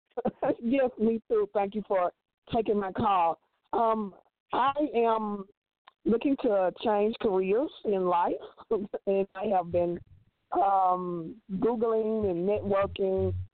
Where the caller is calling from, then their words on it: Memphis, Tennessee, United States; I am calling from Memphis, Tennessee